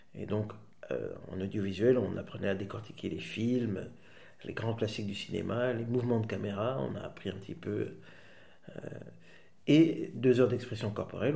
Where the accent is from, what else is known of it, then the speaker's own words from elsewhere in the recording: Waterloo, Wallonia, Belgium; also born or lived in Schaerbeek / Netherlands / Switzerland / Rhode-Saint-Genèse; j'ai grandi entre euh, Waterloo, Haute-Saint-Genèse, un petit peu en Suisse, et puis je suis rentré.